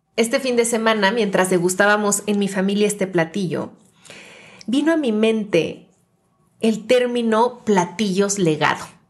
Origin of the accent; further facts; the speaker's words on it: Mexico; representan mi tierrita, representan mi México